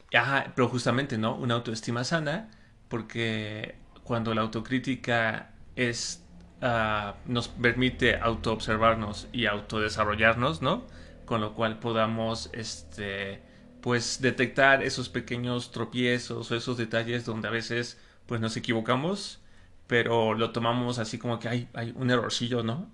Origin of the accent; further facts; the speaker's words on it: Mexico; sí soy mexicano